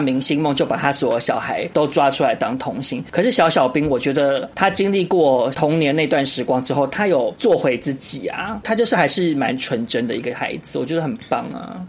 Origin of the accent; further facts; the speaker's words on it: Taiwan; 我们台湾人